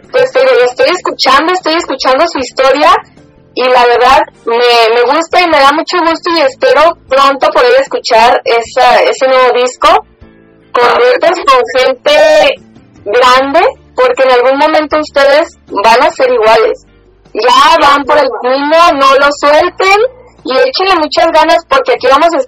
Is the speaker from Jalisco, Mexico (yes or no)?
yes; Zapopan, Jalisco, Mexico; yo también soy de Zapopan